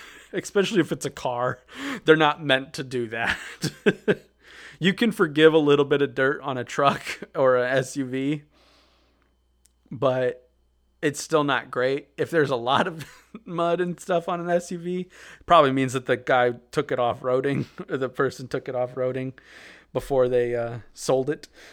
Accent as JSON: {"language": "English", "region": "Midwest", "country": "United States", "said": "we're from the Midwest"}